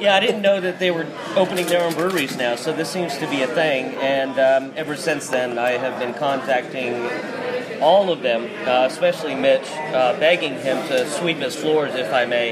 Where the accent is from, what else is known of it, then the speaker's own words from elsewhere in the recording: Atlanta, Georgia, United States; I'm from Atlanta